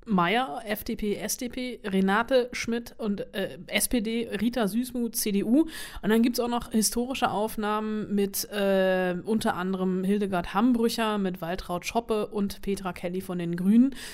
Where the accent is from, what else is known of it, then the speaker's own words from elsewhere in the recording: Bonn, North Rhine-Westphalia, Germany; geboren und aufgewachsen in Bonn bis zum Regierungsumzug nach Berlin